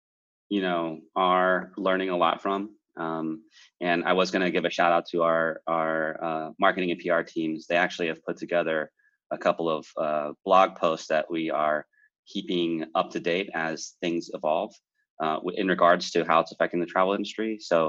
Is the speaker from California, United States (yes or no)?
no; Morganton, North Carolina, United States; now in San Francisco, United States; I'm in San Francisco, but I'm originally from North Carolina